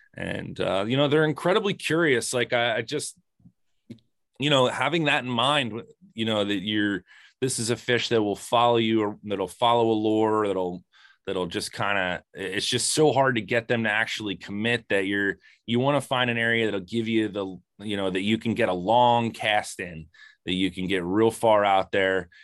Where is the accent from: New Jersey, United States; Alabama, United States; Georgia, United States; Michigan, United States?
New Jersey, United States; Lambertville; I'm from Lambertville